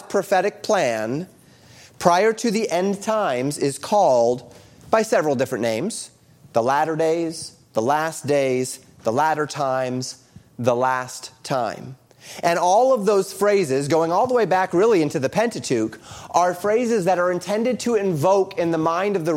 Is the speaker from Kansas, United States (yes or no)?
no; Colorado, United States; I grew up in Colorado